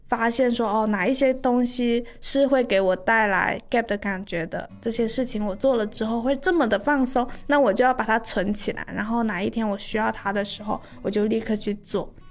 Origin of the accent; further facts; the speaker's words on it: Guangdong, China; 就是身为广东人呢，就是大家都会选择在上火热气的时候喝凉茶嘛